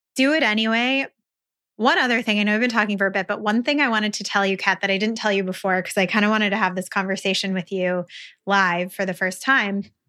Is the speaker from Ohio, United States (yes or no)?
no; Western New York, United States; moved away; I'm originally from Western New York